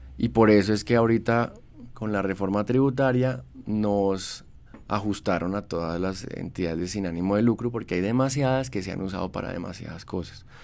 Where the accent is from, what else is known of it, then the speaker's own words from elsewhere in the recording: Bogotá, Bogotá Capital District, Colombia; Yo soy primera generación bogotano, fui orgulloso de mi ciudad mucho tiempo